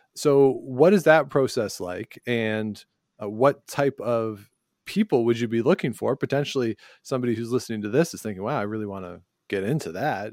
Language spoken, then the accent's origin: English; Guelph, Ontario, Canada; moved away; I grew up near Guelph